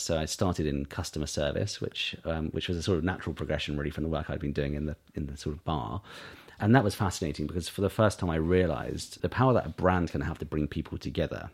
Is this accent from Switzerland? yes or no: no; East Cowes, South East England, United Kingdom; also born or lived in Sandown; we grew up in East Cowes